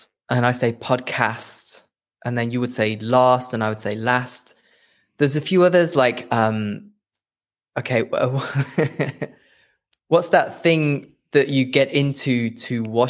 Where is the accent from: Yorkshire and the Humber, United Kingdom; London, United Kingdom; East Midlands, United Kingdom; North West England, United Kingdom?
East Midlands, United Kingdom; Leicester; it's just below my hometown, which is Leicester.